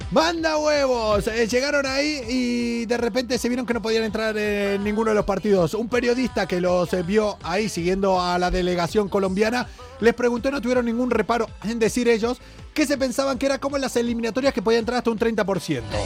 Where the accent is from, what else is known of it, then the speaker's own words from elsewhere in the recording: Argentina; now in Spain; Es el pueblo que está al lado de donde yo nací.